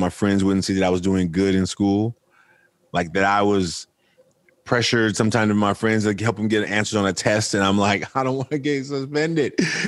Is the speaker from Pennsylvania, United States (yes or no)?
no; Oakland, California, United States; I'm from Oakland, California. I'm raised by a single mother, grew up a fatherless son